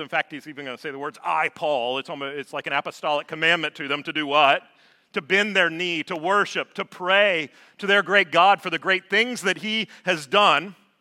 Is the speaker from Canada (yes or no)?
no; Georgia, United States; moved away as an adult; also born or lived in North Alabama; I was born and raised in Georgia.